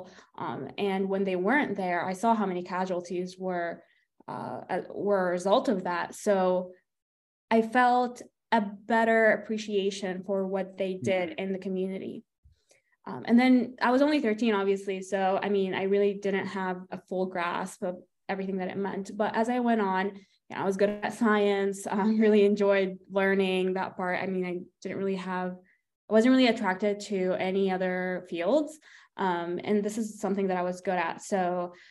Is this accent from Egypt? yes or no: yes; Egypt; now in United States; I grew up in Egypt. I was 13 when the Arab Spring was happening